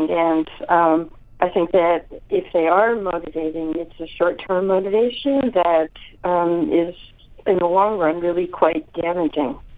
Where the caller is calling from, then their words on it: San Francisco, California, United States; From San Francisco.